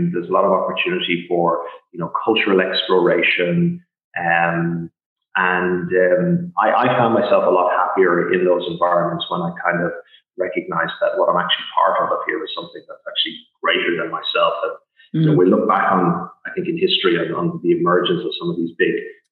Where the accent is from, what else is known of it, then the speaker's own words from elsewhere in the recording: Ireland; now in Portugal; growing up in Ireland as a kid